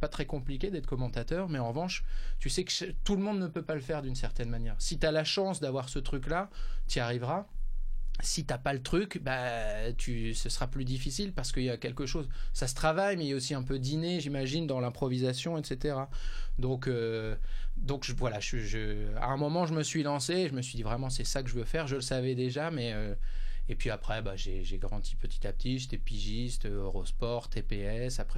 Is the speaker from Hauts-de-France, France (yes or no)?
yes; Hauts-de-France, France; je suis originaire du Nord